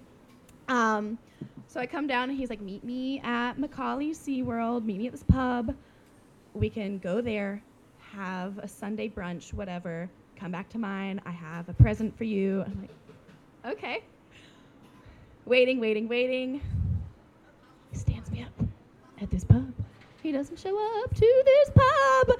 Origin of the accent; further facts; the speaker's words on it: South Carolina, United States; moved away as an adult; now in Shenzhen, China; I'm from South Carolina